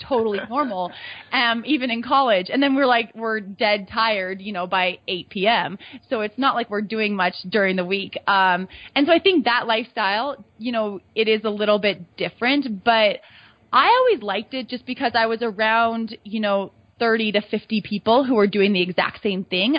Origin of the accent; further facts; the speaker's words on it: Bozeman, Montana, United States; also born or lived in Georgia; growing up in Bozeman